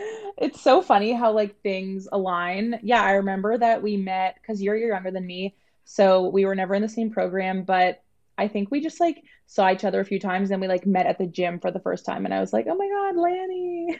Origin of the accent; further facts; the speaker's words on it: Toronto, Ontario, Canada; I am from Toronto, Ontario